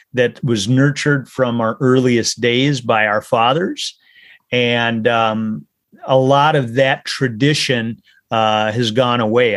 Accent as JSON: {"language": "English", "region": "Minnesota", "country": "United States", "tie": "born or raised there", "said": "I grew up in Minnesota"}